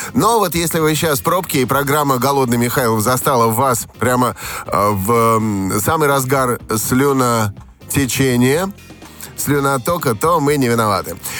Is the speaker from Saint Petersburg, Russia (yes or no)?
yes; Saint Petersburg, Russia; also born or lived in Saratov; у меня в детстве прошло в Санкт-Петербурге и в Саратове.